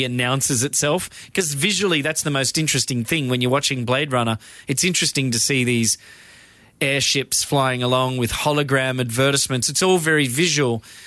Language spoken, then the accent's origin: English; Australia; I'm Australian